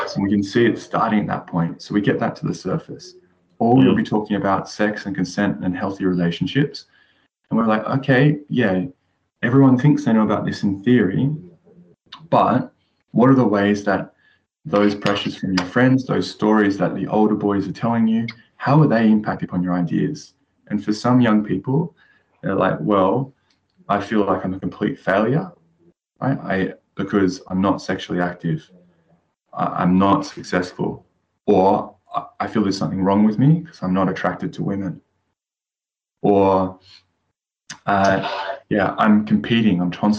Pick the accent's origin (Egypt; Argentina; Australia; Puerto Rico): Australia; now in England; a pivotal moment for me was when I came from Australia to England and started studying.